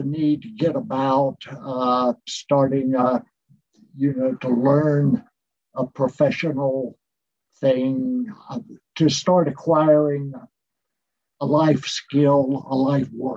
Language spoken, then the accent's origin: English; Eastern North Carolina, United States; moved away as an adult; I grew up in Eastern North Carolina in a rural area